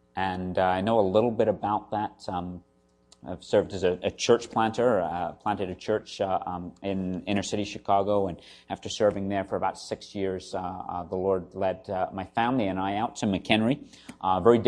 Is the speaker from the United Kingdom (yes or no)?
yes; South West England, United Kingdom; What's left of my accent may give away. I'm actually from the southwest of England, spent quite a lot of time in London working in the hospitality industry.